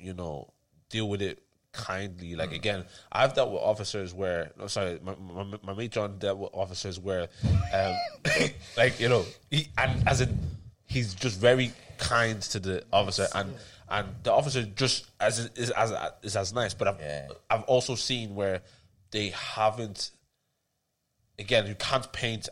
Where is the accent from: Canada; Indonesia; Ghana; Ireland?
Ireland; also born or lived in Tallaght; we grew up in Ireland